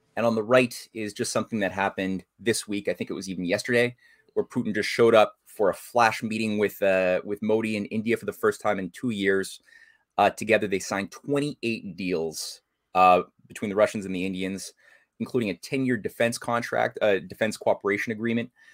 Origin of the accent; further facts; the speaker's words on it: Canada; as a Canadian